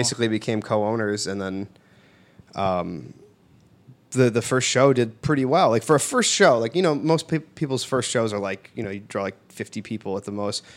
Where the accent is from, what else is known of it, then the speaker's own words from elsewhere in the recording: Bridgeview, Illinois, United States; I grew up in Bridgeview